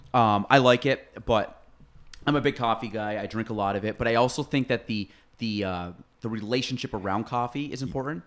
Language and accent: English; North Country, New York, United States; I was from Chase.